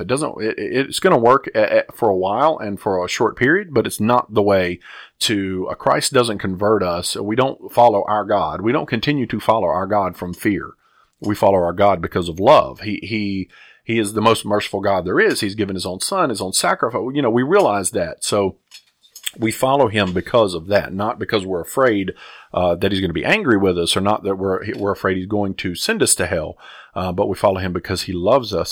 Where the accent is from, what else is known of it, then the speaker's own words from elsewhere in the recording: the South, United States; I grew up in the South, um, in the eighties